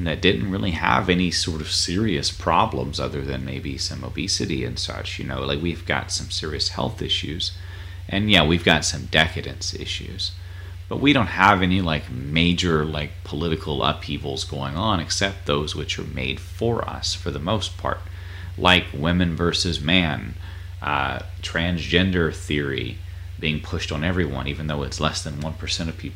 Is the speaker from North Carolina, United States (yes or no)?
yes; North Carolina, United States; I grew up in North Carolina